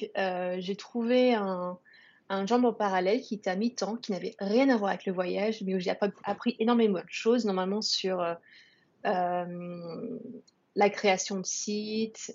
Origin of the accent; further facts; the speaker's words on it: France; also born or lived in Singapore; je répondrai en français, puisque je suis française